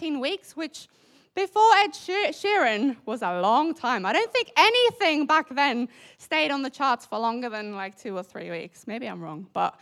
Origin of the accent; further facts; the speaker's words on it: South Africa; now in United Kingdom; as a South African